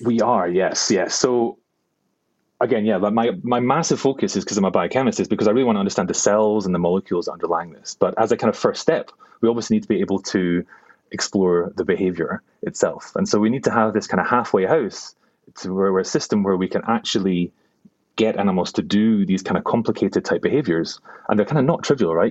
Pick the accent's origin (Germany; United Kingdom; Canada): United Kingdom; Glasgow, Scotland; moved away; also born or lived in New York / Cambridge; I am a Glaswegian neuroscientist